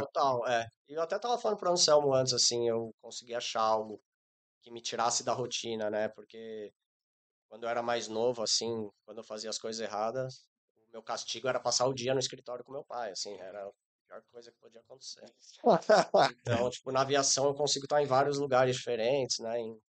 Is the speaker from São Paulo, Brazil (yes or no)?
yes; São Paulo, Brazil; moved away as an adult; also born or lived in Nepal; eu sou natural de São Paulo